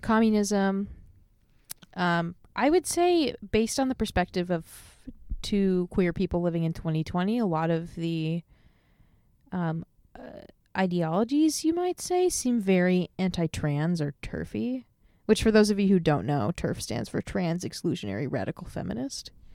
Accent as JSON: {"language": "English", "region": "Illinois", "country": "United States", "tie": "born or raised there", "moved": "as an adult", "lives_now": "Seattle, United States", "said": "I am a 27 year old transplant in Seattle. I grew up in Illinois"}